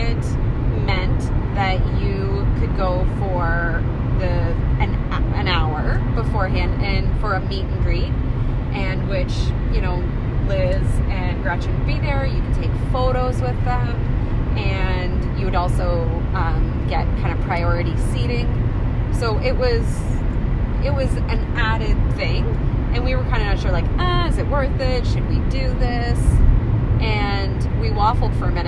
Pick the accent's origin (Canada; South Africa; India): Canada; St. Thomas, Ontario